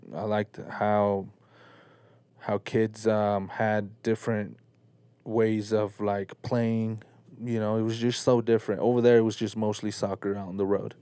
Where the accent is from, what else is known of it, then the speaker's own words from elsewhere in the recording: Salt Lake City, Utah, United States; also born or lived in Mexico City, Mexico; grew up in Salt Lake City. Uh, I was born in Mexico, Mexico City.